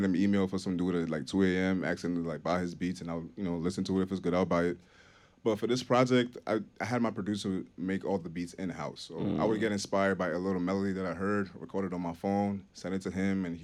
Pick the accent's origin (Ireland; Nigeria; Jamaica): Nigeria; accent: Nigerian; now in Vermont, United States; my family and my friends back home